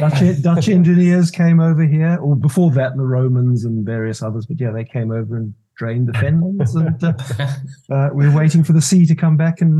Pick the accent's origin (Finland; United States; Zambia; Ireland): Zambia; also born or lived in United Kingdom / Zimbabwe / South Africa; So the long story is, I was born in the UK. I grew up in Zambia in Africa. I went to school in what was Rhodesia. I went to university in Cape Town in South Africa.